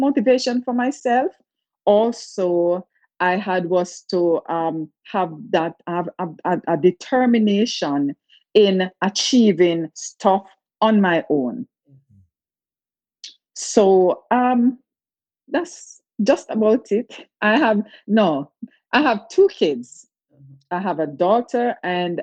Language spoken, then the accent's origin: English; Kingston, Jamaica; now in United States; I was born in Jamaica, Kingston, Jamaica, and I attended the Salvation Army School for the Blind